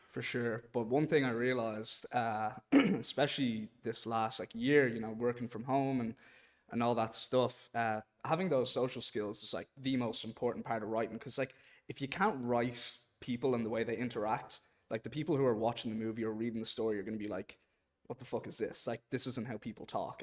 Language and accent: English; Dublin, Leinster, Ireland; also born or lived in Boston, United States; I'm from Dublin, Ireland, but I was born in Boston